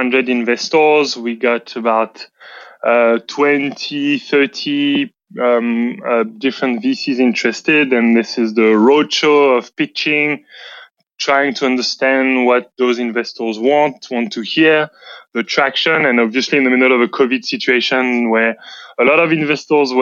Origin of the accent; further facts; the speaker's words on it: France; English is a second language; moved away; as you can surely hear, I come from France.